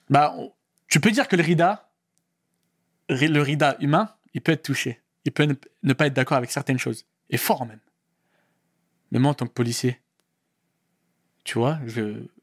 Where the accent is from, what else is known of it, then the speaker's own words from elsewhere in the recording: Morocco; Marocain. 212, 100%.